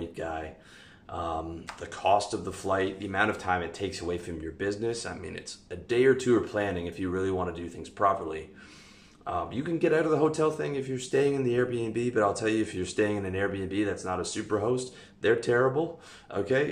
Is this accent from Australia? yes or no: no; Canada; moved away as an adult; also born or lived in Chiang Mai / Pattaya / Philippines; now in Europe; I'm from Canada